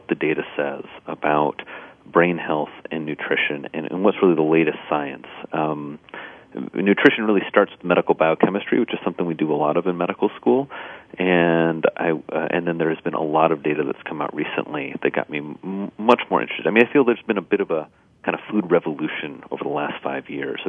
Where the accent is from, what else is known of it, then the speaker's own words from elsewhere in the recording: Indiana, United States; moved away; I grew up in Indiana on a farm